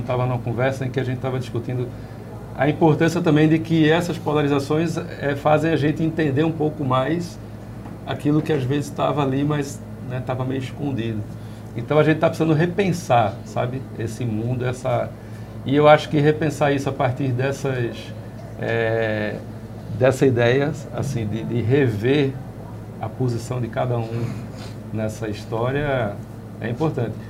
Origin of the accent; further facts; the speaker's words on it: Northeast Region, Brazil; A gente, como nordestino, a gente sempre foi periferia do Brasil